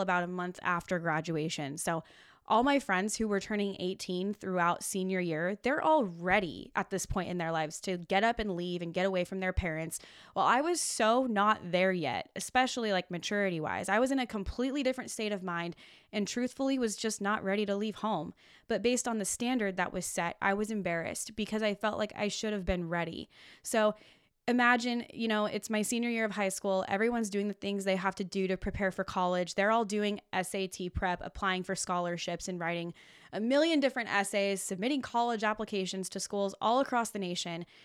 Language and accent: English; Olympia, Washington, United States; now in Oregon, United States; I'm originally from Olympia, Washington. I went to Tumwater High School